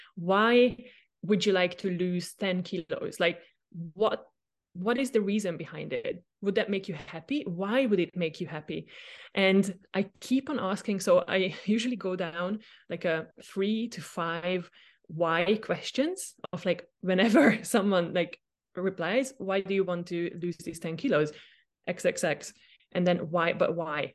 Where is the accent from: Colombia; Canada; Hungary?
Hungary; moved away as an adult; also born or lived in Austria; Do I go back home, uh, to Hungary? I am from Hungary